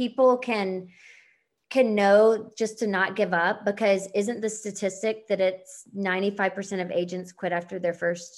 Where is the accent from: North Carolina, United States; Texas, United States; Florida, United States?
North Carolina, United States; Charlotte; moved away; I'm from Charlotte